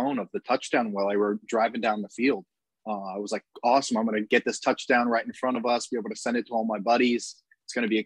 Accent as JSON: {"language": "English", "town": "St. Petersburg", "region": "Florida", "country": "United States", "tie": "born or raised there", "said": "I grew up in St. Pete, so I've been a Bucs fan my whole life"}